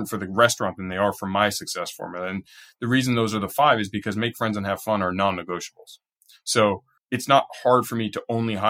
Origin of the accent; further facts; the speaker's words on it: Southern California, United States; I'm from California, Southern California